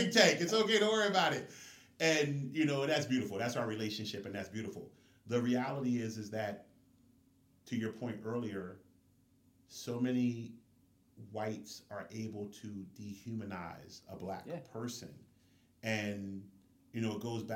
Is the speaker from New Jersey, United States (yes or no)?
yes; New Jersey, United States; we had Jersey tags because we're from Jersey